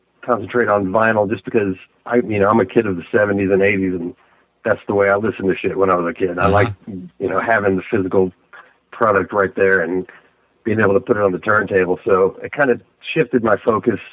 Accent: Austin, Texas, United States; I grew up in the Austin area

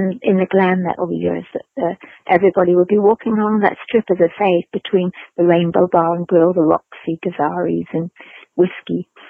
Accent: London, United Kingdom; moved away; I remember being very shocked about that when I came from London, which was much more diverse. You know, your neighbors were all sorts of backgrounds.

